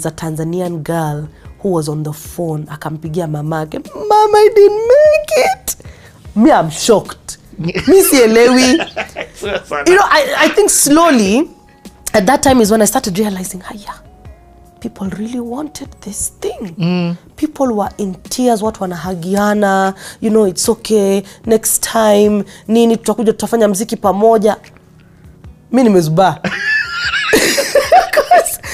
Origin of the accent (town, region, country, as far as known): Kenya